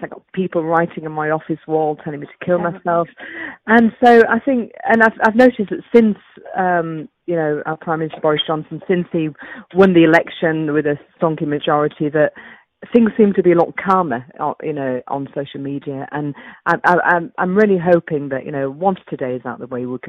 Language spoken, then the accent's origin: English; Yorkshire and the Humber, United Kingdom; I'm a Yorkshire woman